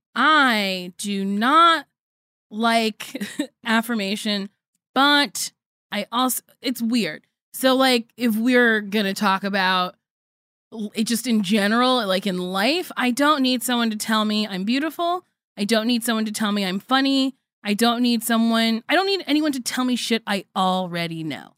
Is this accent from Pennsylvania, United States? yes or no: no; New Jersey, United States; I sound like the white people I grew up